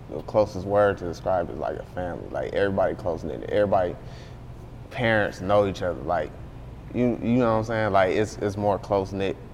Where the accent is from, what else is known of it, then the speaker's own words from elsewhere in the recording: Beecher, Michigan, United States; also born or lived in Flint, Michigan; I grew up in Beecher and I left and went to like it's a school called Southwestern. I came to Flint when I was like, what was that, like 12, 13